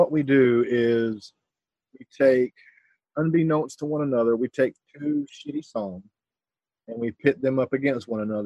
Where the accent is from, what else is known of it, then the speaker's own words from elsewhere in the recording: Myrtle Beach, South Carolina, United States; moved away as an adult; now in West Virginia, United States; I come from the South. I lived in Myrtle Beach, South Carolina for about 34 years. Moved to West Virginia about 4 or 5 years ago